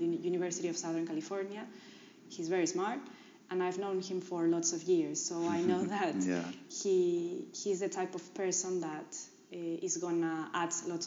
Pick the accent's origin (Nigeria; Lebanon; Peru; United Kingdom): Peru; English is a second language; also born or lived in New York, United States; I was from Peru